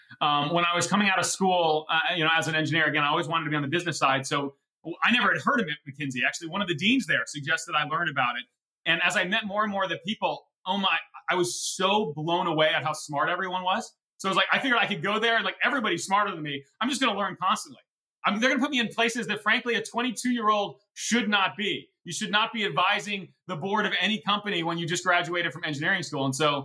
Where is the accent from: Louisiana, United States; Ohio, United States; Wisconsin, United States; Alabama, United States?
Ohio, United States; Cleveland; Well, I mean, growing up in Cleveland was great. I mean, the people are wonderful. The weather is terrible, but it's just a great city.